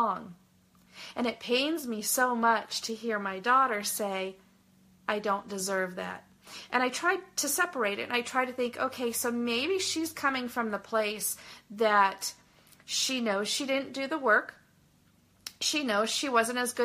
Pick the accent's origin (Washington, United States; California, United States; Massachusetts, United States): California, United States; Southern; I grew up in Southern California